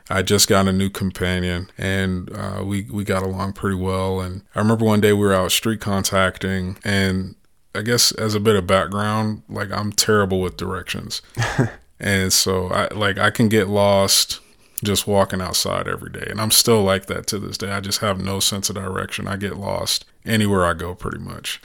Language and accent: English; the Black Belt, Alabama, United States; moved away; I'm from the Black Belt, and, and the, they call it the Bible Belt too.